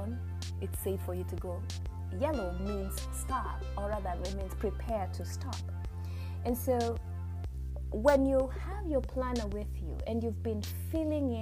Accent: Kenya; moved away; I am originally from Kenya

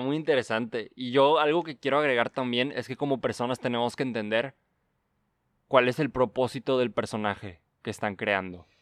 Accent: Mexico; siendo mexicano

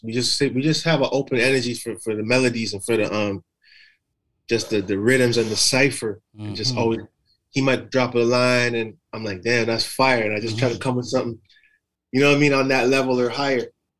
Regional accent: Toronto, Ontario, Canada; also born or lived in Jane and Finch, Toronto / Scarborough, Toronto / Los Angeles / Atlanta; I'm from Toronto, Canada.

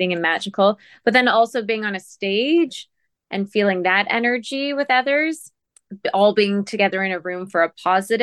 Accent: Sault Ste. Marie, Ontario, Canada; Sault Ste. Marie, my hometown

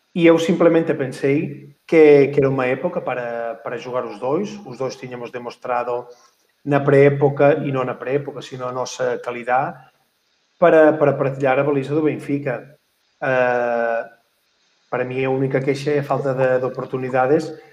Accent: Voltregà, Catalonia, Spain; Portuguese is a second language; moved away as an adult; also born or lived in Lleida; eu comecei com três aninhos lá aqui na, na minha aldeia, que, que é para nós é, é, é uma das aldeias do hockey da Catalunha

